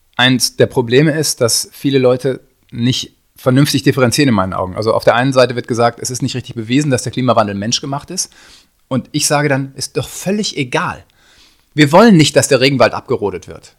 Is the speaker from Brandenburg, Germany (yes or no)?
no; North Rhine-Westphalia, Germany; ich komme aus, aus Westfalen